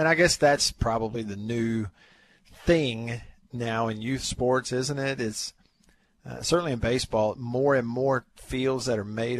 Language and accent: English; Tupelo, Mississippi, United States; Tupelo High School, my hometown